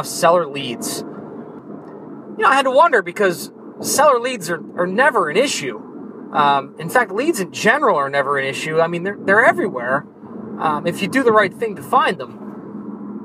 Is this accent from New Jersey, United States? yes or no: yes; New Jersey, United States; I'm from New Jersey